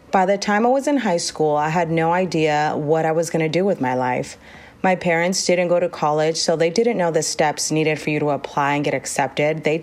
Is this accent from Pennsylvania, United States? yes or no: no; Rosemead, California, United States; also born or lived in Los Angeles, California; I am the oldest of four and grew up in Rosemead, California